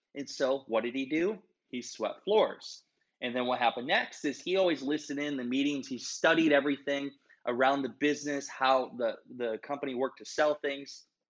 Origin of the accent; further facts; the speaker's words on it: Iowa, United States; also born or lived in Minnesota; I'm from Iowa. Everybody likes a Midwestern Iowa boy